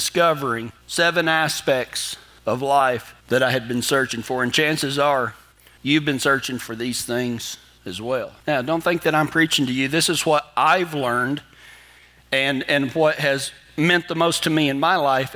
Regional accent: Big Lake, Texas, United States; my hometown of Big Lake, Texas

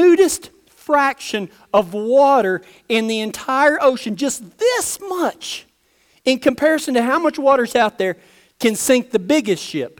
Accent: West Texas, United States; I grew up in West Texas around the mesas, and I hunted snake rattlesnakes for a living

